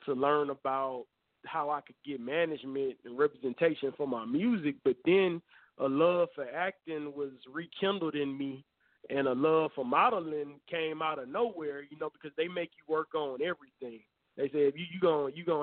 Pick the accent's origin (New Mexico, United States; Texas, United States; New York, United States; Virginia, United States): Texas, United States; Houston; moved away; I was born and raised in Houston.